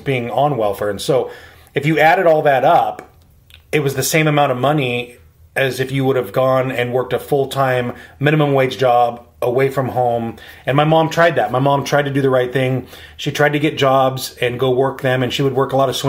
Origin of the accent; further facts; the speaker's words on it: Spokane, Washington, United States; I was born and raised here in Spokane